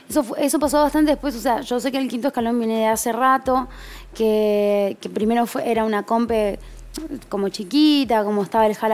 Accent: north, Argentina; esa fue mi ventaja, porque yo no traía el porteño conmigo, ¿entendés? {S0} Porque venía del norte

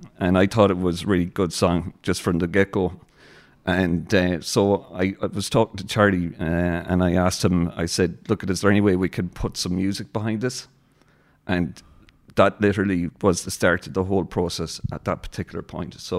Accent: Swinford, Connacht, Ireland; moved away as an adult; now in Sligo, Ireland; growing up in Swinford

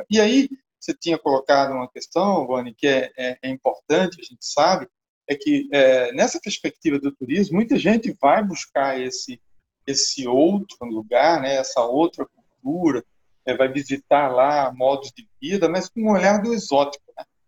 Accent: Maceió, Alagoas, Brazil; eu nasci aqui em Maceió, né, nesse lugar privilegiado aqui do Nordeste brasileiro

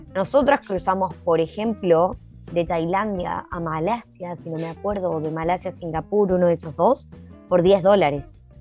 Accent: Jujuy, Argentina; moved away as an adult; now in New Zealand; Yo soy de Argentina, Jujuy

